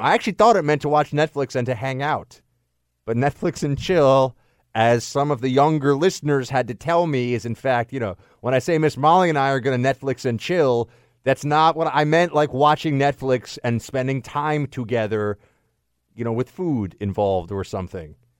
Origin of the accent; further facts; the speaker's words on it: New York City, New York, United States; moved away; a native New Yorker